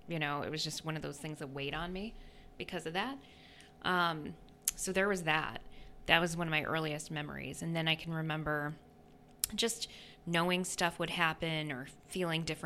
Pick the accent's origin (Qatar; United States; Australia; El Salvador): United States; New York; moved away as an adult; also born or lived in North Carolina; I'm originally from New York State